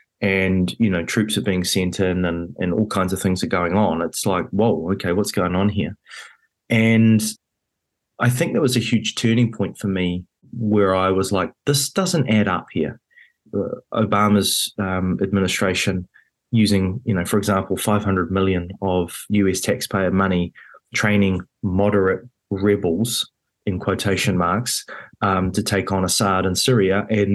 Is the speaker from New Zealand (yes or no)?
yes; New Zealand; it was a very rare position to be in as a Kiwi